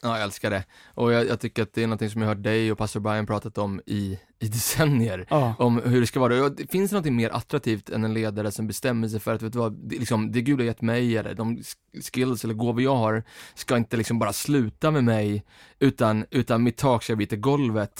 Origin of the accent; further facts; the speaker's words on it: Stockholm, Stockholm County, Sweden; jag får tala för, som en stockholmare